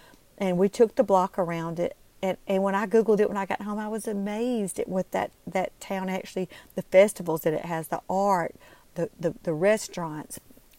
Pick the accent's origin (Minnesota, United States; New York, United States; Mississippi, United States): Mississippi, United States; Belzoni; accent: Southern; I'm from Belzona, Mississippi, catfish capital of the world.